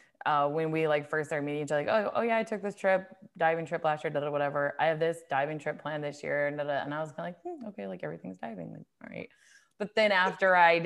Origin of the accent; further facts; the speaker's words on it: Longmont, Colorado, United States; moved away as an adult; now in California, United States; I grew up in Longmont, Colorado.